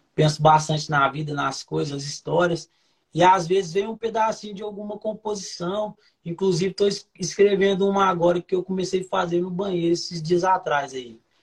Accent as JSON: {"language": "Portuguese", "town": "Santos", "region": "São Paulo", "country": "Brazil", "tie": "born or raised there", "also_born_or_lived": "Rio de Janeiro", "moved": "yes", "lives_now": "Uberaba, Brazil", "said": "Sou de Santos, natural de Santos"}